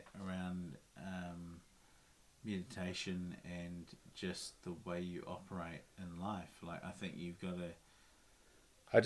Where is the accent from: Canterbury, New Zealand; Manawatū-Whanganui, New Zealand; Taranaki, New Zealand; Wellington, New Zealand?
Wellington, New Zealand; moved away as an adult; also born or lived in Auckland; I grew up in Wellington